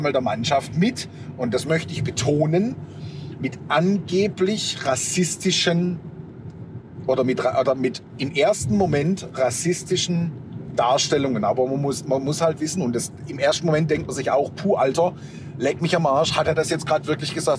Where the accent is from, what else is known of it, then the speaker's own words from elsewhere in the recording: Germany; bei uns in Deutschland